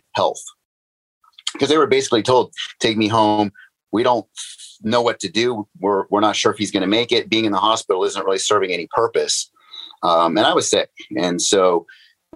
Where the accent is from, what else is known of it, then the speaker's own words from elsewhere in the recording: Northern California, United States; I grew up in Northern California.